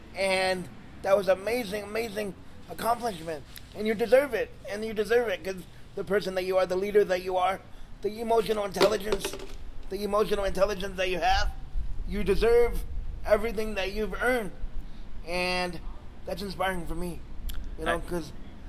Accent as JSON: {"language": "English", "region": "New York", "country": "United States", "tie": "born or raised there", "moved": "yes", "said": "I'm from back east, too. I was born in New York."}